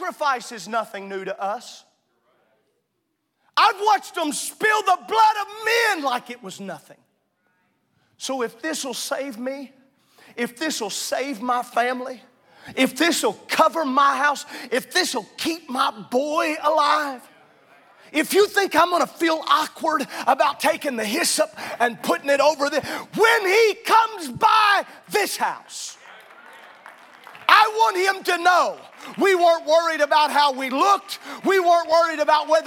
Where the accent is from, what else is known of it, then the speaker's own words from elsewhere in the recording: Southern Illinois, United States; this is how I was raised in Southern Illinois